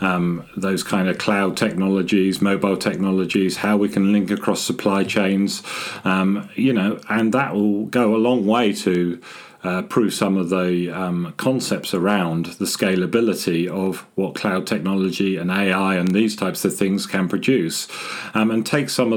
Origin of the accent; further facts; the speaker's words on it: Scotland, United Kingdom; moved away; also born or lived in Harwell, Oxfordshire; I was born up in Scotland as part of the nuclear endeavour, and I did my apprenticeship at Harwell